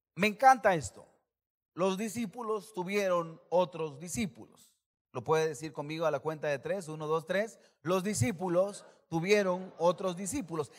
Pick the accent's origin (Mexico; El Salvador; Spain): El Salvador; como salvadoreño